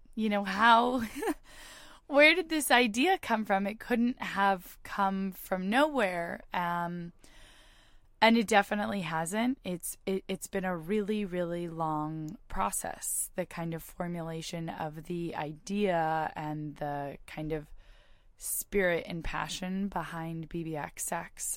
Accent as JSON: {"language": "English", "area": "Bay Area", "region": "California", "country": "United States", "tie": "born or raised there", "said": "I'm from the Bay Area. I went to high school in the Bay Area"}